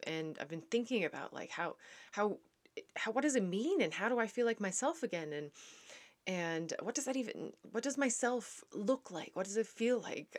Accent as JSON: {"language": "English", "country": "Canada", "also_born_or_lived": "Netherlands", "said": "I am a Canadian back in Canada."}